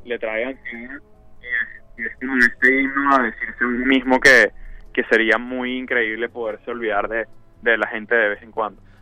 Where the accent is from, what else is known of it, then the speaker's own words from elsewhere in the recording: Venezuela; now in Miami, United States; soy, de Venezuela y, vivo acá